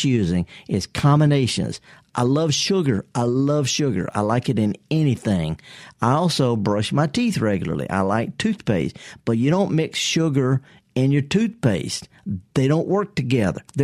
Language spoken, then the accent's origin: English; Mississippi, United States; I'm born and raised in Mississippi